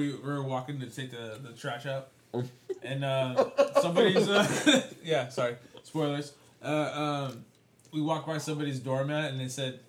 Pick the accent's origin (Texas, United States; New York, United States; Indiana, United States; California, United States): California, United States; San Diego; We're from San Diego, so yeah.